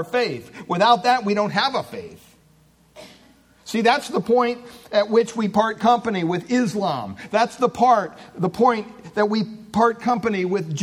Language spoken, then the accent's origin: English; Williamsport, Pennsylvania, United States; I was born in Williamsport, Pennsylvania in 1960, May 25th